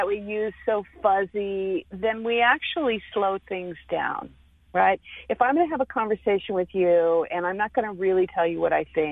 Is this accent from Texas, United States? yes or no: yes; Texas, United States; I'm a Texan